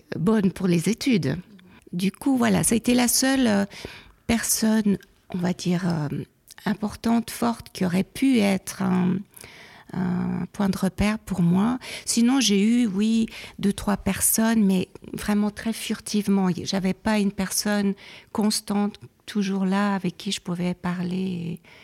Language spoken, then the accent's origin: French; Neuchâtel, Switzerland; also born or lived in Geneva; je suis née à Genève, mais après, on est parti après la mort de ma mère à Neuchâtel. Donc j'ai fait toute ma scolarité à Neuchâtel